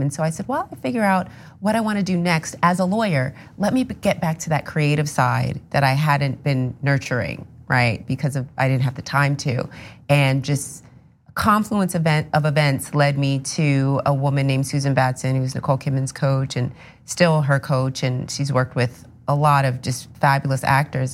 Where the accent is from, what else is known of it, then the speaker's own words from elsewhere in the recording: New Rochelle, New York, United States; I'm from, uh, New Rochelle, New York